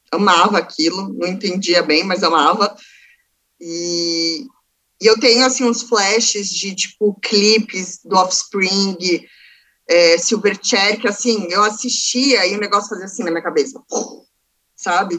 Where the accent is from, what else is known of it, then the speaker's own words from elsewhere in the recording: Santos, São Paulo, Brazil; eu nasci em São Paulo, capital, porém, eu vivi metade da minha vida em Santos